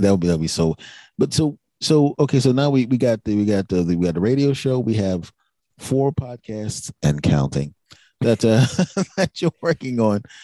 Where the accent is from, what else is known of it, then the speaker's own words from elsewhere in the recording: Philadelphia, Pennsylvania, United States; a person born and raised in Philadelphia